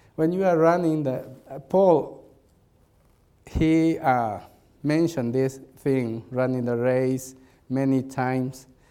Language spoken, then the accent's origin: English; Peru; English is a second language; we came from Peru to Chicago, Illinois